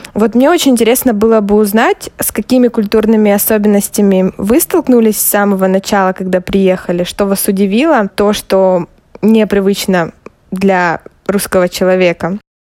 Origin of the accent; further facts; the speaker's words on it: Russia; мне 26, я из России.